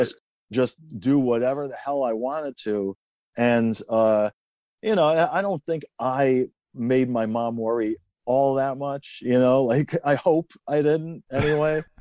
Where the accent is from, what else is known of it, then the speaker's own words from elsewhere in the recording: Tehran, Tehran Province, Iran; also born or lived in Queens, New York, United States; now in United States; I was born in Iran, in Tehran.